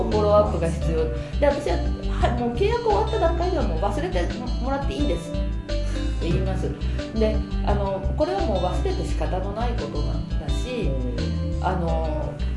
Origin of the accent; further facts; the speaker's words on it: Nagoya, Aichi, Japan; 名古屋人なものですから